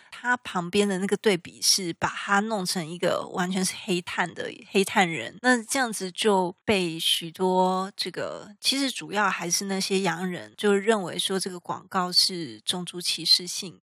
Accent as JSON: {"language": "Chinese", "country": "Taiwan", "said": "我们台湾人"}